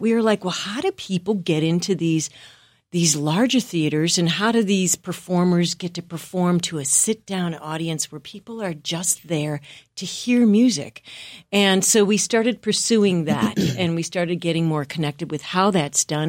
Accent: Wisconsin, United States; moved away as an adult; I'm from the Midwest, from a small town in Wisconsin

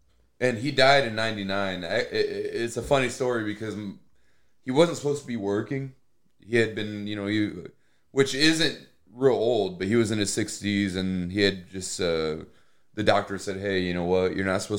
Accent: Plymouth, Indiana, United States; I mean, I'm from Plymouth, you know, born and raised.

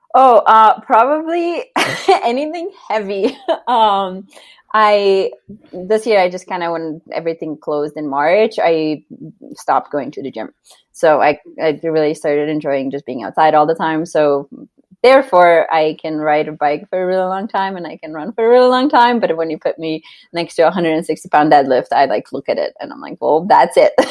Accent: Slovenia; moved away as an adult; now in Denver, United States; I grew up in Slovenia and I was on the Slovenian gymnastics team

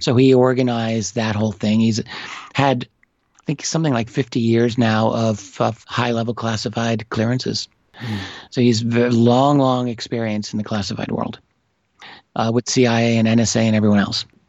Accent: New York City, New York, United States; I am an American. I'm an American from New York City

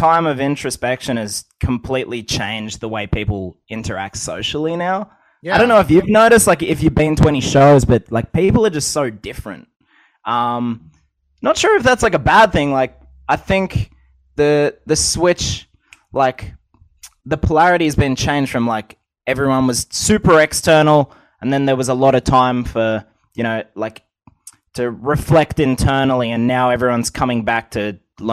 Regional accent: Coolamon, New South Wales, Australia; also born or lived in Melbourne, Australia / Wagga Wagga, New South Wales; I'm in my hometown at the moment. I moved out of Melbourne in Australia back to Coolerman, New South Wales in Australia.

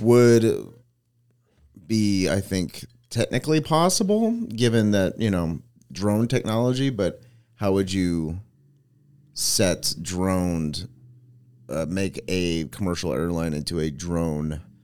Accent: Manteca, California, United States; there was a Boys and Girls Club in my hometown

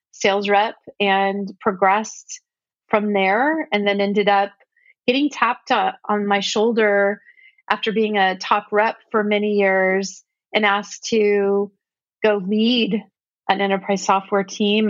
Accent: Silicon Valley, California, United States; I grew up in Silicon Valley

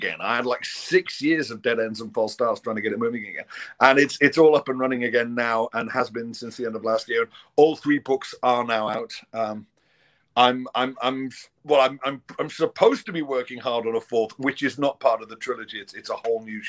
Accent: Liverpool, North West England, United Kingdom; now in London, United Kingdom; I'm from, born and raised in Liverpool. And I currently live in London. I'm kind of ethnically Scottish

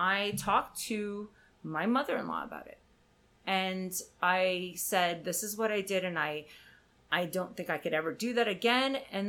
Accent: Canada; And I'm from Canada, so the idea of sex is a little bit lax.

